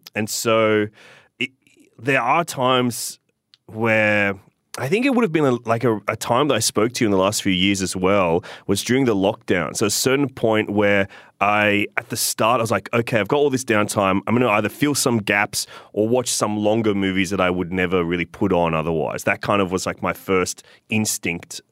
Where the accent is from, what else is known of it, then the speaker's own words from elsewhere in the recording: Sydney, New South Wales, Australia; I grew up in Inner West Sydney